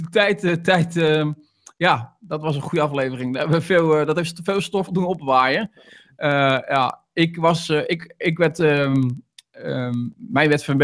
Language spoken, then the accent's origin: Dutch; Rotterdam, South Holland, Netherlands; Als Rotterdammer dan, hè? Als Rotterdammer dan natuurlijk, hè?